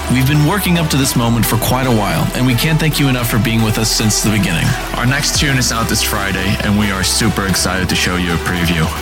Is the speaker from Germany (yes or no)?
yes; Berlin, Germany; I'm from Berlin, Germany.